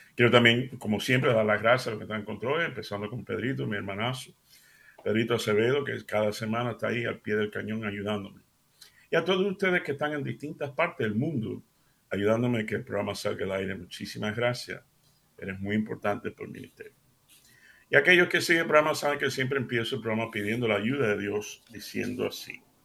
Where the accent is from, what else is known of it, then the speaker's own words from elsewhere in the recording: Seville, Andalusia, Spain; moved away; yo soy un americano criado de padres cubanos, criado en Sevilla, España